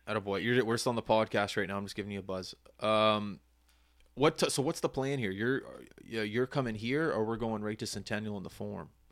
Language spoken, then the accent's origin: English; Halifax, Nova Scotia, Canada; as a young boy growing up in Halifax